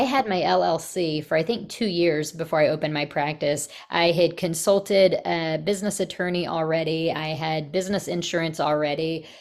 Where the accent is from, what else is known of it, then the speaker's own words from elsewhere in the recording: Texas, United States; moved away as an adult; also born or lived in Virginia; I'm from Texas